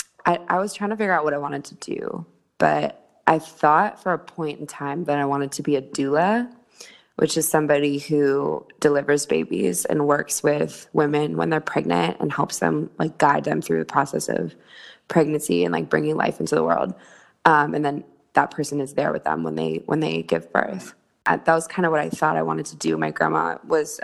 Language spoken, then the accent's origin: English; San Francisco, California, United States; moved away as an adult; also born or lived in New Orleans; I was born in San Francisco, actually. That's where my entire family is